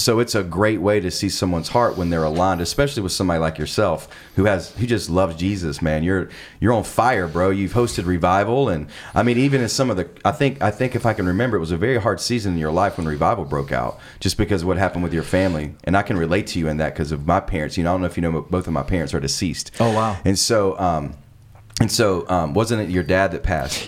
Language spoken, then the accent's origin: English; South Carolina, United States; moved away as an adult; now in Los Angeles, United States; I'm actually from South Carolina.